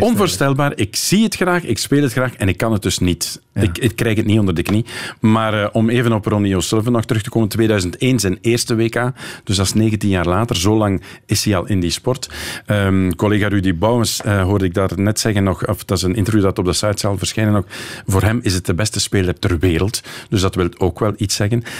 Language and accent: Dutch; Kortrijk, Flanders, Belgium; als Kortrijkzaan